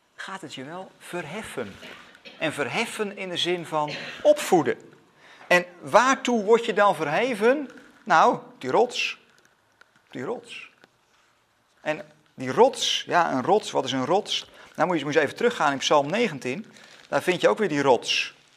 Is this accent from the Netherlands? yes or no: yes; Netherlands; als Nederlanders